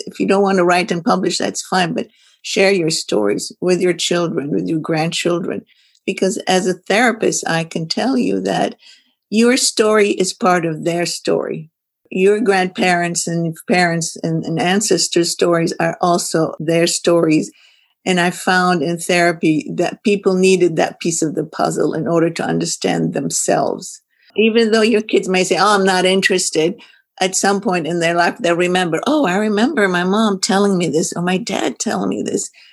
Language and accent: English; Lebanon; moved away as an adult; also born or lived in Beirut, Lebanon; now in United States; I grew up in Lebanon, went to university in Beirut, Lebanon.